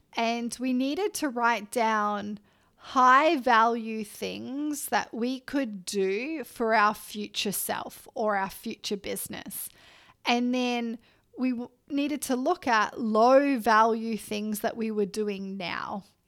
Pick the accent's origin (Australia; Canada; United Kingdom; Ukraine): Australia; I'm Australian